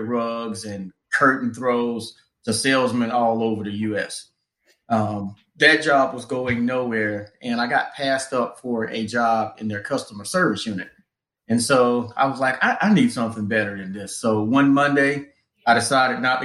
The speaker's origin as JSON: {"language": "English", "town": "Wilmington", "region": "North Carolina", "country": "United States", "also_born_or_lived": "Atlanta, Georgia / Charlotte, North Carolina", "moved": "as an adult", "said": "I'm from Wilmington originally"}